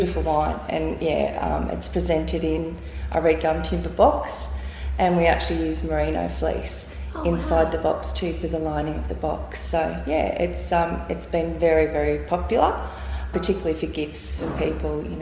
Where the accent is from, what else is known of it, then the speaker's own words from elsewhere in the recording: Deniliquin, New South Wales, Australia; now in Beechworth, Australia; we're originally from Deniliquin